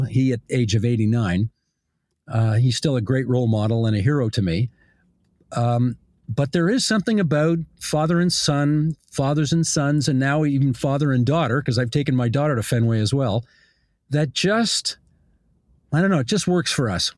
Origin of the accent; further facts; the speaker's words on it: Hamilton, Ontario, Canada; I grew up on the West Mountain in Hamilton